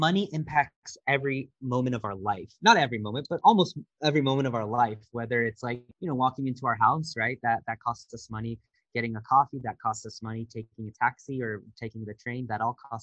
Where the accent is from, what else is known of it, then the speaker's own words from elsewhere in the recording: California, United States; moved away as an adult; also born or lived in Washington, D.C. / New York / Singapore; I grew up in California and moved to DC, New York, and then my company moved me to Singapore